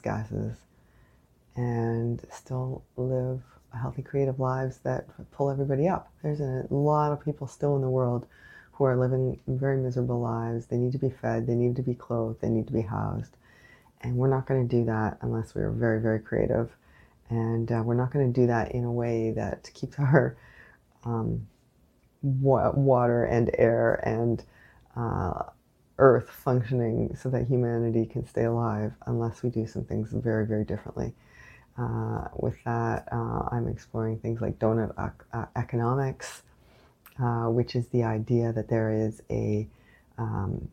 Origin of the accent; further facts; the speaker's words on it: Canada; I am unapologetically Canadian